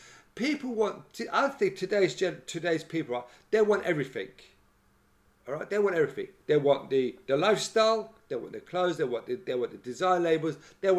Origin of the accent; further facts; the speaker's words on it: London, United Kingdom; I'm a Londoner, so I've got to live in London.